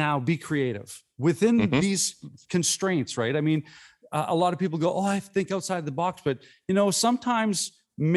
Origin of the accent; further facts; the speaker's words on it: Saskatoon, Saskatchewan, Canada; Saskatoon, where I'm from, is the hometown of one said Gordon Howe